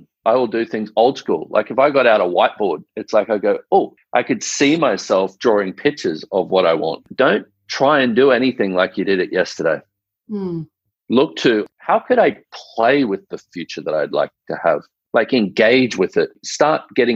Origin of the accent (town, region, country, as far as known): Australia